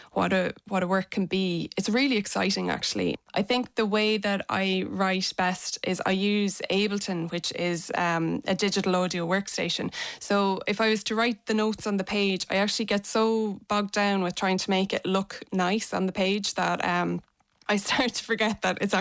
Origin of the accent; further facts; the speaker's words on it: Athlone, Leinster, Ireland; I'm from Athlone